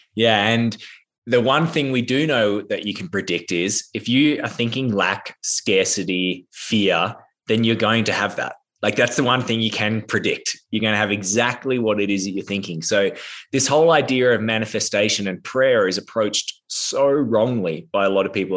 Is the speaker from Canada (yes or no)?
no; Australia; I am Australian, but I'm actually in America right now